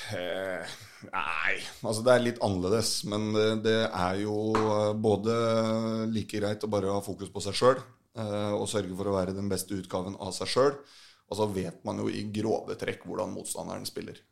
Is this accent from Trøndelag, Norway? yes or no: no; Fredrikstad, Østfold, Norway; jeg, er, fra Fredrikstad